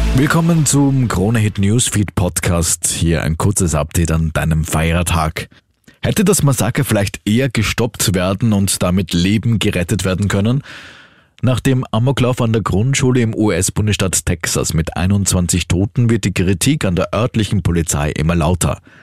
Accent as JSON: {"language": "German", "country": "Austria", "said": "bei uns in Österreich"}